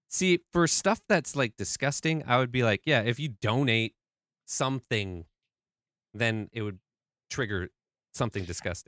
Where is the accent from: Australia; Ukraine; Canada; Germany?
Canada; I'm Canadian